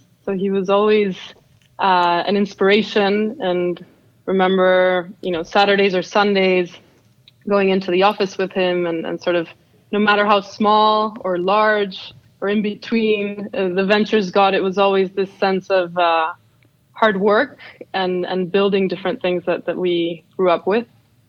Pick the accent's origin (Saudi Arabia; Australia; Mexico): Mexico; Mexico City; also born or lived in Miami / San Francisco Bay Area; now in San Francisco, United States; So I was born in Mexico City to a small family.